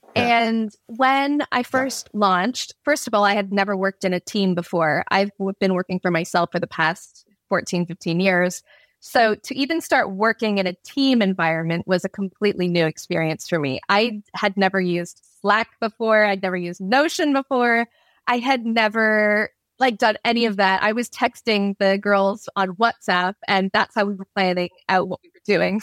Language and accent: English; Canada; now in London, United Kingdom; me being Canadian